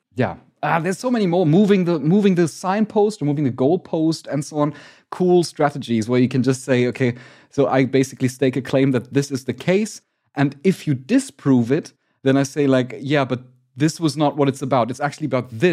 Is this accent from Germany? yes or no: yes; Germany; I'm from Germany